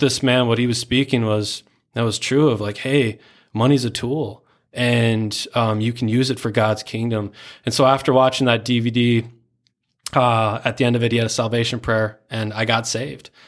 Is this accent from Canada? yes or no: no; Spring Lake Park, Minnesota, United States; I grew up in a very small town called Spring Lake Park. Not many people, uh, even in Minnesota know where that's